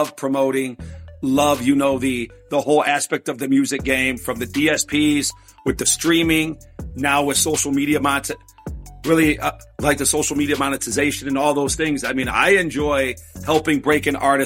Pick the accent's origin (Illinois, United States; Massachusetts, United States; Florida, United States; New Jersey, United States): Illinois, United States; Chicago; moved away as an adult; also born or lived in Los Angeles; Born and raised in Chicago, then lived in L.A.